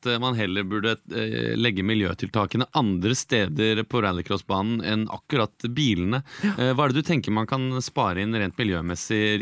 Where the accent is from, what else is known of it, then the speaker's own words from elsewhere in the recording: Fredrikstad, Østfold, Norway; for jeg kommer fra Fredrikstad.